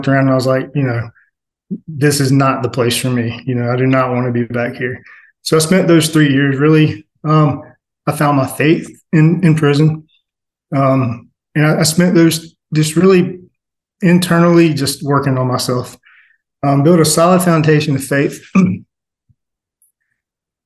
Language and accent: English; Atlanta, Georgia, United States; I was born in South Atlanta